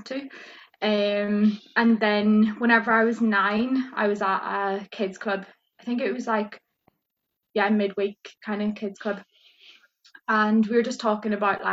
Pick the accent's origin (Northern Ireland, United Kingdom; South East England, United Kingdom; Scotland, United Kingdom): Northern Ireland, United Kingdom; Fermanagh; now in Liverpool, United Kingdom; I'm from Fermanagh, which is in Northern Ireland.